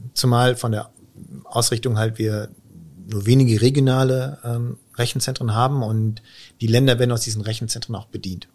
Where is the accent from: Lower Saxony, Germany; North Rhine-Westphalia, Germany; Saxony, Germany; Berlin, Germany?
North Rhine-Westphalia, Germany; Münster; also born or lived in Stuttgart / Osnabrück; dann wieder zurück äh, in die Heimat nach Münster